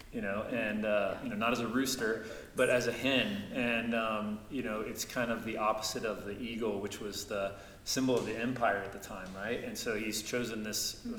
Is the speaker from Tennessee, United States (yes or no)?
yes; Chattanooga, Tennessee, United States; my hometown, Chattanooga, Tennessee